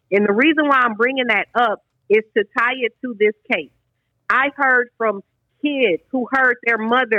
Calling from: Atlanta, Georgia, United States; I'm calling from Atlanta.

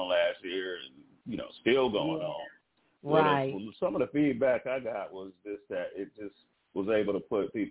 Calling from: Los Angeles, California, United States; I am calling from Los Angeles, California.

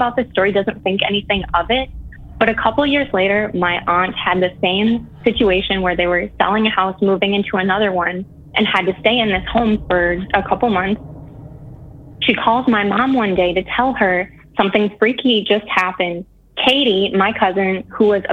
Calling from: Eau Claire, Wisconsin, United States; We're calling from Eau Claire, Wisconsin.

